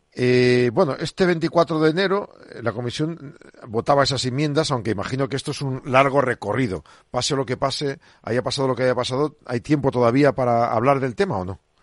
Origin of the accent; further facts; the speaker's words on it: Burgos, Castile and León, Spain; yo en mi pueblo en Burgos